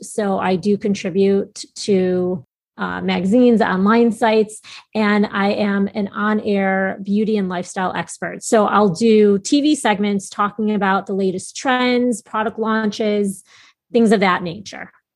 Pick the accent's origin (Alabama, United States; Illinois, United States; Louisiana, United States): Illinois, United States; Chicago; moved away as an adult; also born or lived in New York City; I'm from Chicago and moved back to Chicago